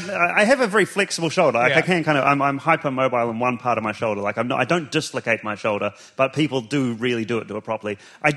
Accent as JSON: {"language": "English", "town": "Timaru", "region": "Canterbury", "country": "New Zealand", "tie": "born or raised there", "also_born_or_lived": "Dunedin", "moved": "yes", "said": "our local clown in our small town of Timaru in New Zealand."}